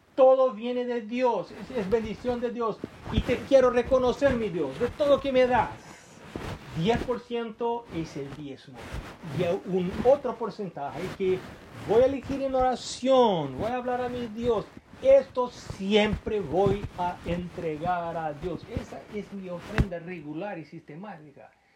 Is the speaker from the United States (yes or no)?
no; Brazil; yo soy brasileño